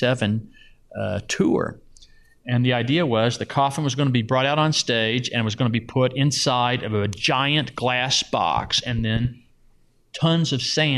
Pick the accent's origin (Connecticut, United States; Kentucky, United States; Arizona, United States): Kentucky, United States; Louisville; now in Las Vegas, United States; I grew up mainly in Louisville in the suburbs, middle class neighborhood in the suburbs.